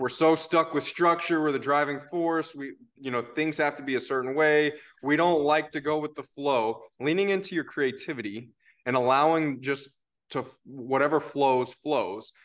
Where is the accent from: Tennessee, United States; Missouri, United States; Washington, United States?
Tennessee, United States; I am from Tennessee